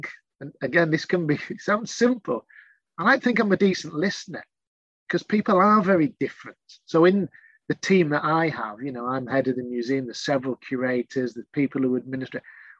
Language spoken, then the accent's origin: English; Yorkshire and the Humber, United Kingdom; I'm a Yorkshireman